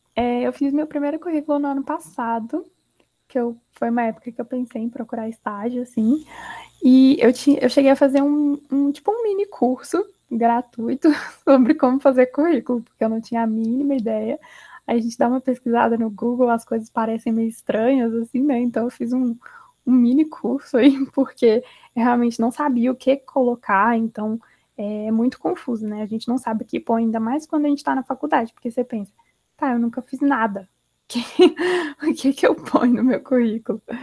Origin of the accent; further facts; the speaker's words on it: Belo Horizonte, Minas Gerais, Brazil; de BH, de onde eu sou, para São Paulo.